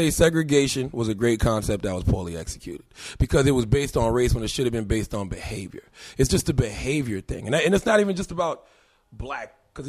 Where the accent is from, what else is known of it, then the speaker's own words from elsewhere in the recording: Moncks Corner, South Carolina, United States; moved away as an adult; also born or lived in Charleston, South Carolina; Well, Monk's Corner, South Carolina. I was born in Charleston, raised in a small town called Monk's Corner. Population less than 8,000. Berkeley High School.